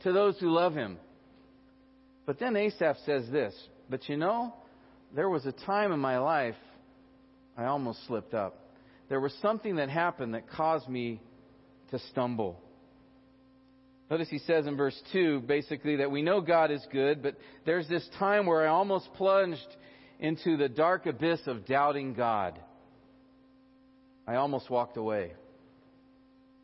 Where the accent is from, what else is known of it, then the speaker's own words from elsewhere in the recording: United States; as American Christians